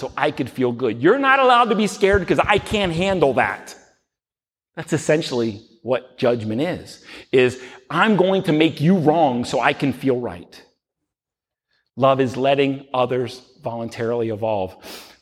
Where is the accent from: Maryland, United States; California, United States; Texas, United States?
Maryland, United States; Baltimore; We're from Baltimore